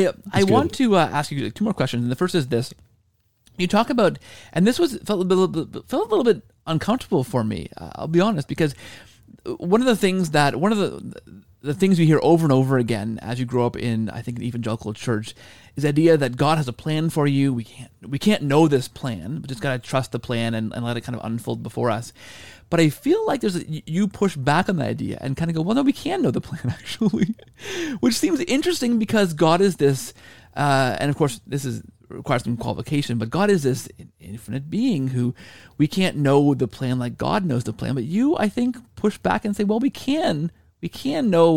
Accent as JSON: {"language": "English", "country": "Canada", "said": "I am Canadian."}